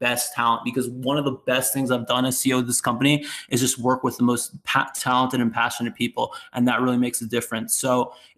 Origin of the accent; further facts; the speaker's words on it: East Coast, United States; moved away; I'm from the East Coast